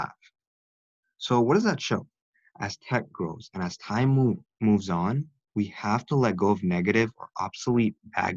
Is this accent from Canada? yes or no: no; India; I am South Asian. I'm from India.